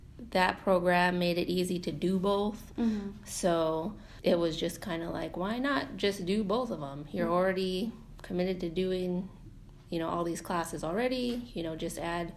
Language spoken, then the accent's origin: English; North Pole, Alaska, United States; I'm from North Pole, so my kind of immediate family is from North Pole area, Fairbanks area